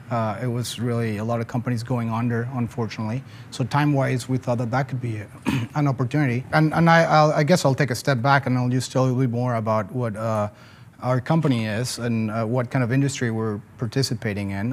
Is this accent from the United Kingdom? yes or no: no; Mexico City, Mexico; moved away as an adult; also born or lived in Philadelphia, United States; now in Atlanta, United States; I'm originally from Mexico City